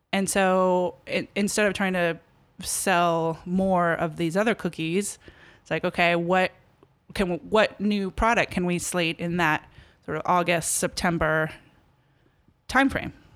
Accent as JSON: {"language": "English", "town": "Los Angeles", "region": "California", "country": "United States", "tie": "born or raised there", "also_born_or_lived": "Berkeley / Bucks County, Pennsylvania / Philadelphia / Minneapolis", "moved": "as an adult", "said": "L A. Born and raised in Los Angeles."}